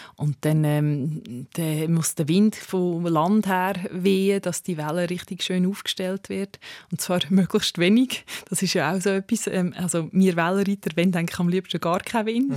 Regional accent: Switzerland; Also wir haben das Privileg halt als Schweizer

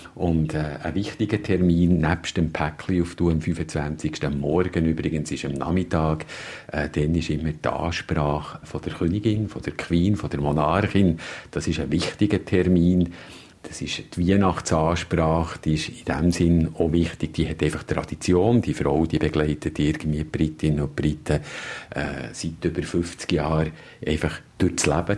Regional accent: Bern, Switzerland; moved away as an adult; now in London, United Kingdom; als äh, Berner Protestant irgendwie oder mit einer Berner protestantischen Vergangenheit

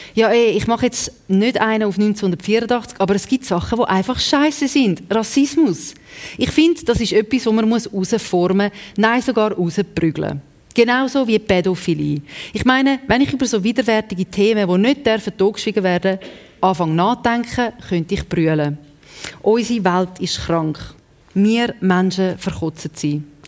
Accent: Zurich, Switzerland; accent: Winterthur Zurich German; first language Serbo-Croatian; German is a second language; ich bin ja zweite Generation da in der Schweiz aufgewachsen und wir haben äh, Serbokratisch geredet die Das ist eigentlich meine erste Sprache

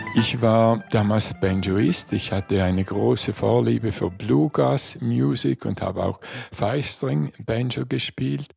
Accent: Eastern Switzerland, Switzerland; Ich bin ja aus der Ostschweiz

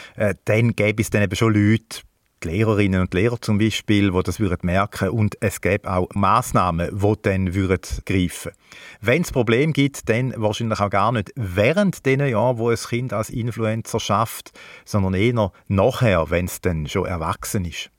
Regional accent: Switzerland; bei uns in der Schweiz

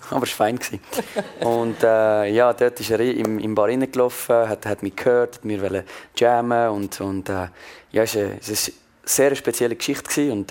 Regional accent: Villeneuve, Vaud, Switzerland; Und ich bin in Villeneuve aufgewachsen, das ist etwa 10 Minuten weit von Montreux.

